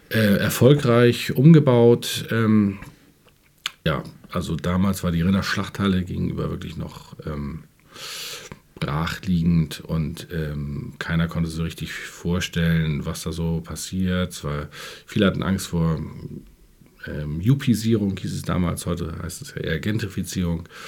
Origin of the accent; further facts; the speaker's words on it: Hamburg, Germany; ich bin schon in Hamburg geboren. Ich bin in, in Rissen geboren, also in den äußersten Elbvororten äh, und bin da auch groß geworden